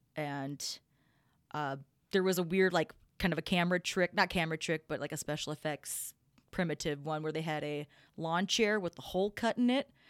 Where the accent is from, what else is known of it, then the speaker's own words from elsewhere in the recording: Minnesota, United States; we're all from Minnesota here.